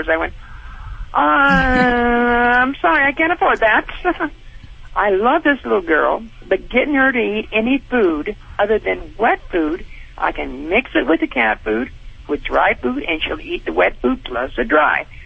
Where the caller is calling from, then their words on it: Monterey Park, California, United States; I'm calling from California, Monterey Park.